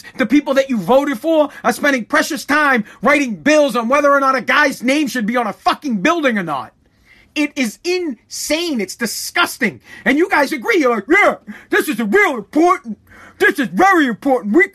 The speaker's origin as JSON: {"language": "English", "country": "United States", "said": "As an American citizen, as a citizen of this great country of the United States of America"}